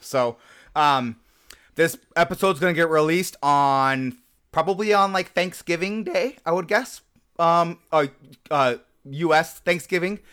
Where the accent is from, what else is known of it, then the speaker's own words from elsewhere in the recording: Nebraska, United States; I grew up in Nebraska